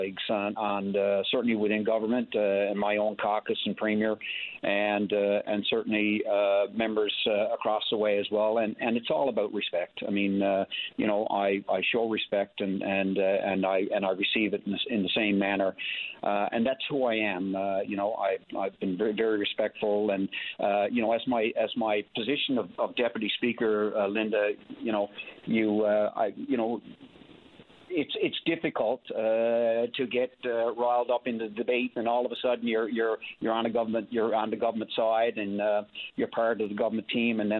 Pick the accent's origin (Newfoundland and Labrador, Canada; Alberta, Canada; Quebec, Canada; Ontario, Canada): Newfoundland and Labrador, Canada; Springdale; our two daughters and their families both live in Springdale, my hometown